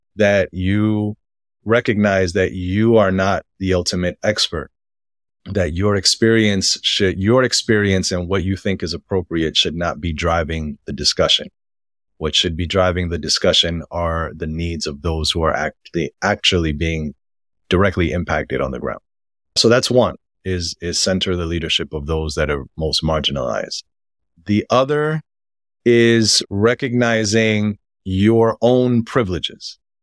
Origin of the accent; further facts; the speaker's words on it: New York City, New York, United States; born or raised there